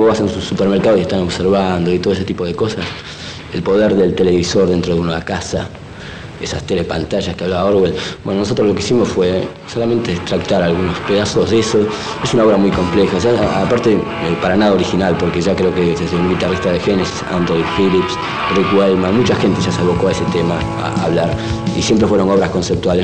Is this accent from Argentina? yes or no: yes; Argentina